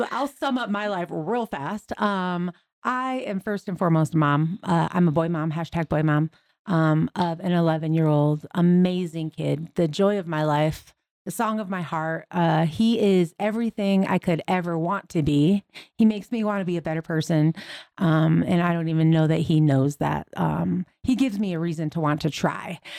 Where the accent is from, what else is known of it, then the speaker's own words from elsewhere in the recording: Michigan, United States; moved away; I'm originally from Michigan